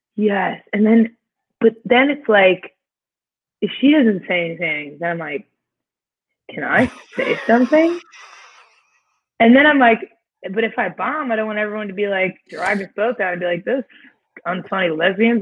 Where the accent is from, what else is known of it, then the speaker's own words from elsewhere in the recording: Indiana, United States; moved away; I was born and raised in Indiana